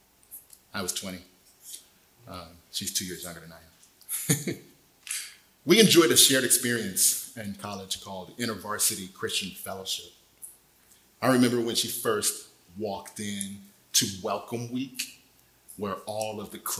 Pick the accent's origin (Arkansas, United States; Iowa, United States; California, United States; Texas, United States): California, United States; Desert Hot Springs; moved away as an adult; now in Temecula, United States; Ended up back in my hometown, Desert Hot Springs